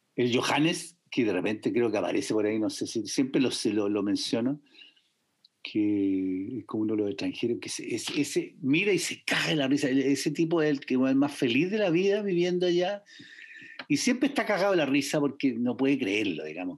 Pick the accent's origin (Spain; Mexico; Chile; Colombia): Chile; Valparaíso; also born or lived in San Antonio, Chile; soy porteño